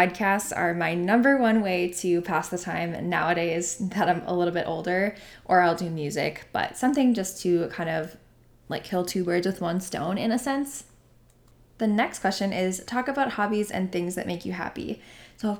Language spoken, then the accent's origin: English; North Dakota, United States; I'm from North Dakota, good old North Dakota